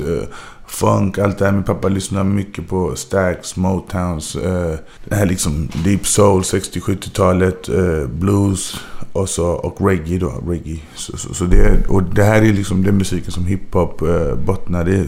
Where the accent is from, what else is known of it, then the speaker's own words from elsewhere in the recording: Gothenburg, Västra Götaland, Sweden; moved away as an adult; also born or lived in Majorna / Bergsjön / Angered; jag tror det var på Sahlgrenska. Det var här i Göteborg